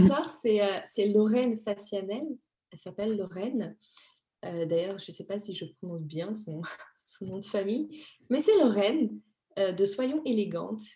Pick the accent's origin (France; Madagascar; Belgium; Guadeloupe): Madagascar; je suis née à Madagascar